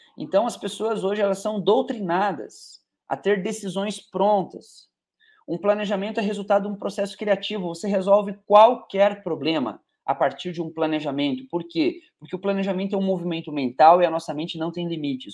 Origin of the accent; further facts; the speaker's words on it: Curitiba, Paraná, Brazil; moved away as an adult; now in Teófilo Otoni, Brazil; Minha terra natal é Curitiba, eu sou de Curitiba